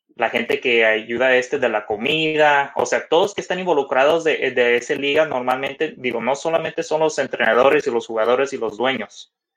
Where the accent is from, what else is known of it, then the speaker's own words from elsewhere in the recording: Mexico; nosotros como mexicanos